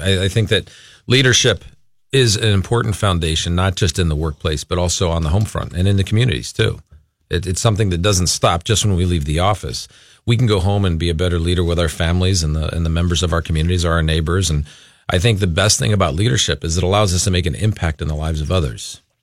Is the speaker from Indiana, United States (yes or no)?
no; Los Angeles, California, United States; moved away as an adult; now in Minnesota, United States; we're originally from the Los Angeles area.